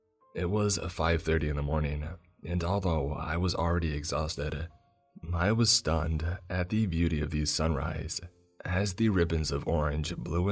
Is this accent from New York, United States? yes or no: no; Lake Worth, Florida, United States; I was born and raised in Lake Worth, Florida, but I'd never explored its intracoastal or the Everglades.